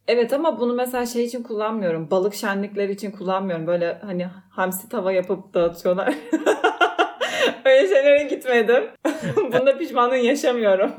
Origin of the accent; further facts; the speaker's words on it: Fethiye, Muğla, Turkey; ben de Fethiye'liyim